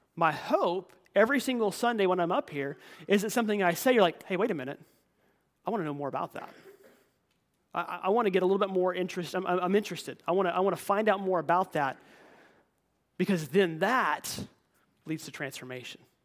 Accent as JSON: {"language": "English", "country": "United States", "said": "we're raised and taught to be as Americans"}